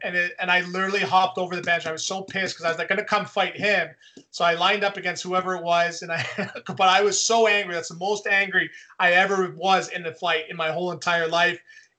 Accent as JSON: {"language": "English", "region": "Quebec", "country": "Canada", "tie": "born there", "said": "Yeah, I was born in Quebec."}